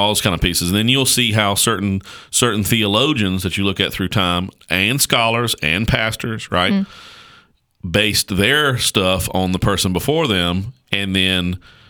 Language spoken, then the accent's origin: English; Caswell County, North Carolina, United States; I'm from Caswell County, North Carolina. Okay, we can pronounce words any way we want to.